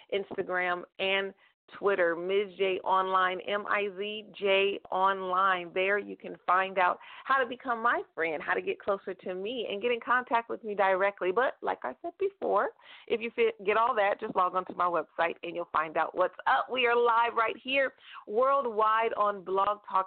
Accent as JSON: {"language": "English", "country": "United States", "said": "I am an American, and I have only lived in America"}